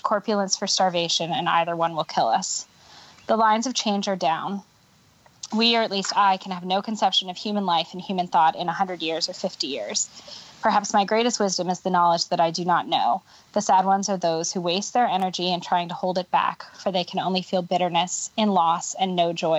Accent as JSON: {"language": "English", "region": "California", "country": "United States", "said": "I'm from California"}